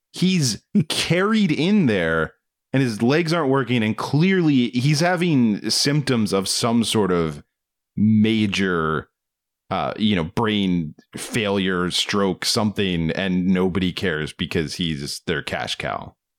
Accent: Waldorf, Maryland, United States; my hometown

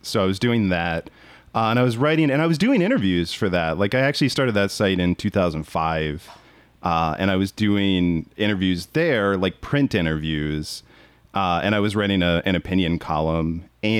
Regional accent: Maryland, United States; Yeah, I'm from Maryland.

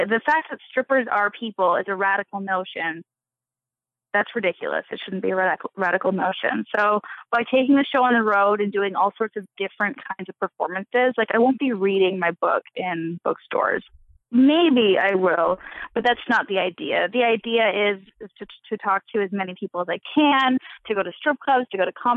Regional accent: Canada; I'm Canadian.

